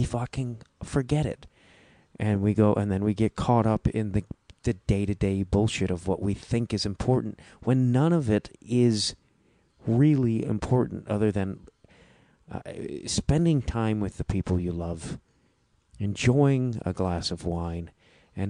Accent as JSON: {"language": "English", "town": "Chicago", "region": "Illinois", "country": "United States", "accent": "Chicago accent, Midwestern flat A", "said": "There's my Chicago accent slipped out there a little bit. My Midwestern flat"}